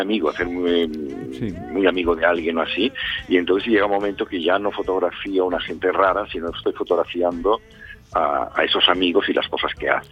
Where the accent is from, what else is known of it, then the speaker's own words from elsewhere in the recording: Barcelona, Catalonia, Spain; en Cataluña, en la parte donde yo crecí, donde, bueno, soy de Barcelona, pero donde pasaba veranos y así